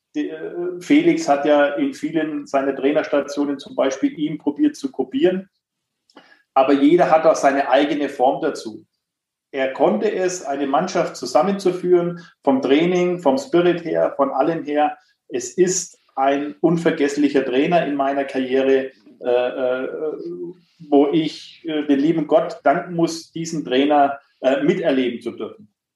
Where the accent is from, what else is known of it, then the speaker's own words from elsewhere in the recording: Nuremberg, Bavaria, Germany; ich bin gebürtiger Nürnberger